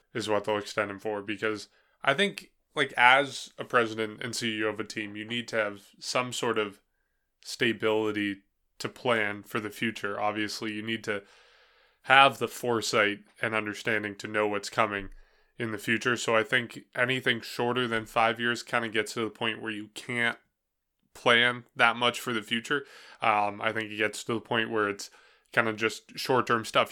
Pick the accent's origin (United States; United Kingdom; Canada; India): United States; New Hampshire; I'm from New Hampshire